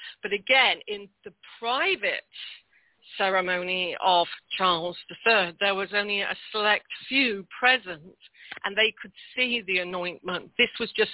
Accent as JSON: {"language": "English", "country": "United Kingdom", "said": "as a Brit"}